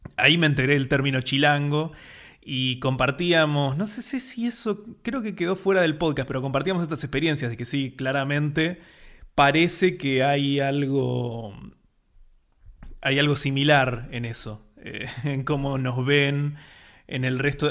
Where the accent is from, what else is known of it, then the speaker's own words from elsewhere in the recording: Buenos Aires, Argentina; argentino, porteño, como les decimos acá a los que son de Buenos Aires